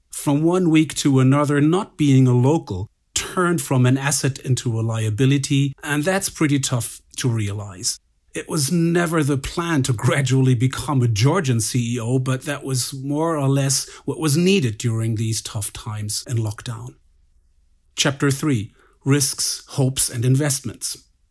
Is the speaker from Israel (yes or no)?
no; Berlin, Germany; moved away as an adult; now in Switzerland; I'm a Berliner from Class ten of the Berlin School's Executive M B A in Creative Leadership